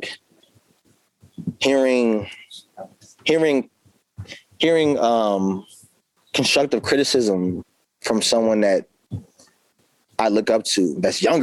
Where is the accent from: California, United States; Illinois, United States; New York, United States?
California, United States; now in Baltimore, United States; I'm always going to be from Cali. I'm from Cali